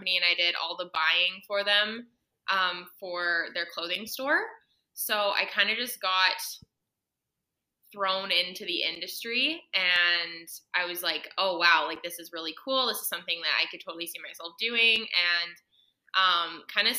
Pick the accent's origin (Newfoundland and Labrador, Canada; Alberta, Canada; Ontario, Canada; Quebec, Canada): Alberta, Canada; Edmonton; moved away as an adult; now in Kelowna, Canada; I'm originally from Edmonton, Alberta